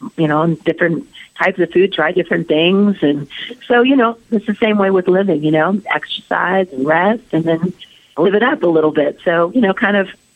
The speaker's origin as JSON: {"language": "English", "town": "Anaheim", "region": "California", "country": "United States", "tie": "born or raised there", "said": "Anaheim, my hometown"}